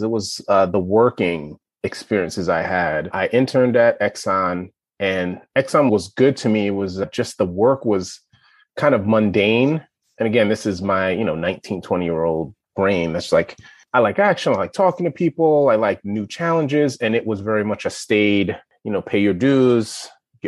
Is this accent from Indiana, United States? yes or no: no; New York City, New York, United States; moved away as an adult; also born or lived in Evanston, Illinois; now in Chapel Hill, United States; I am born and raised in Brooklyn, New York.